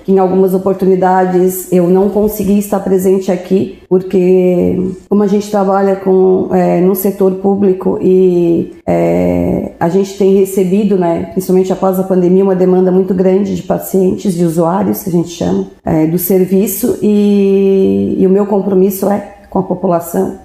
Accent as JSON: {"language": "Portuguese", "town": "Orleans", "region": "Santa Catarina", "country": "Brazil", "tie": "born or raised there", "said": "Eu nasci em Orleans, né, no Hospital Santo Otília. E, e a gente já, eu morei minha vida inteira"}